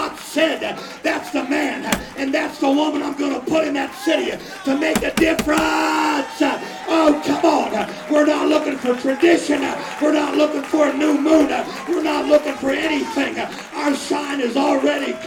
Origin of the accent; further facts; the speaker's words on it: Ohio, United States; moved away; also born or lived in Florida; I was born and raised in Ohio